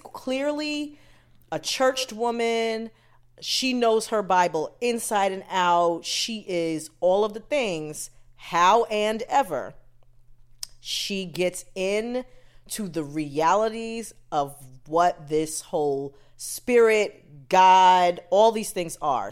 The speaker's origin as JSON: {"language": "English", "country": "United States", "tie": "born or raised there", "said": "parents are Jamaican, I was born here"}